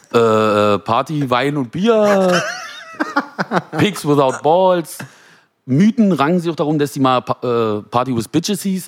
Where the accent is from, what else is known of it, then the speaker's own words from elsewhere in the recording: Genthin, Saxony-Anhalt, Germany; moved away as an adult; now in Berlin, Germany; komme eigentlich aus dem Osten der Republik, äh, aus Güsen, Gentin